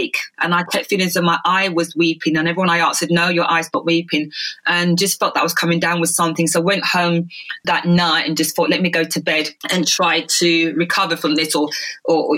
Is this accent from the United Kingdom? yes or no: yes; London, United Kingdom; also born or lived in Jamaica; I grew up in London in the UK